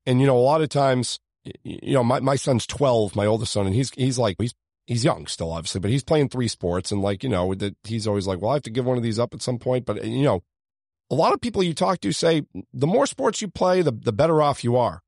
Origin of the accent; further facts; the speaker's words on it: Beverly, Massachusetts, United States; I grew up in Beverly